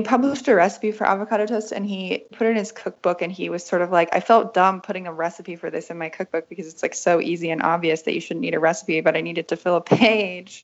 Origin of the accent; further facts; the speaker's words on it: West Virginia, United States; moved away as an adult; also born or lived in Berlin; I grew up in West Virginia